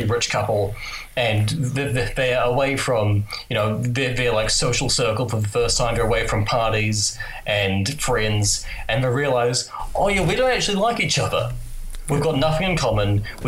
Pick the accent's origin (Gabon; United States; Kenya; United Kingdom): United Kingdom; England; and we don't know any of that because we're English, so we don't care about learning other languages.